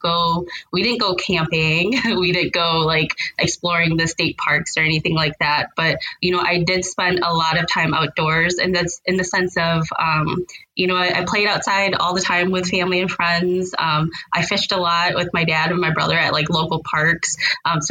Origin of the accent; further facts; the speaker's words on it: St. Paul, Minnesota, United States; I was born and raised here in St. Paul.